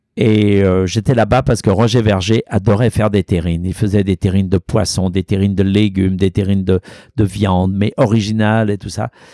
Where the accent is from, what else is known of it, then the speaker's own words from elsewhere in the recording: Auvergne-Rhône-Alpes, France; also born or lived in Lyon; now in New York, United States; chez moi, à la maison, là où j'ai grandi. Et euh, il y a existé le café Boulu ah dans mon village, dans ma ferme